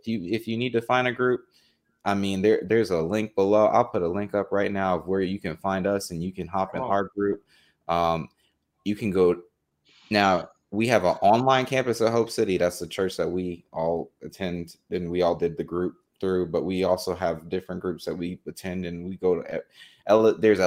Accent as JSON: {"language": "English", "region": "New Jersey", "country": "United States", "said": "I'm from Jersey"}